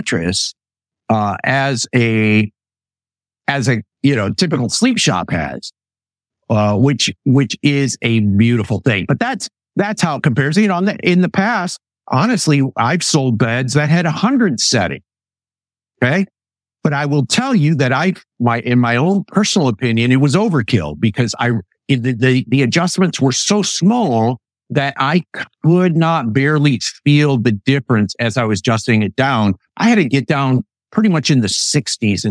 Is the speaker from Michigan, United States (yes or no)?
yes; Western Michigan, United States; When I grew up in Western Michigan